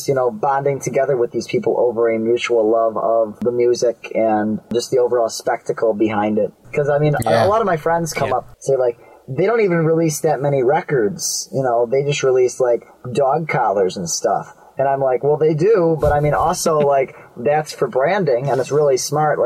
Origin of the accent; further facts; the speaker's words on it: Detroit, Michigan, United States; Growing up in Detroit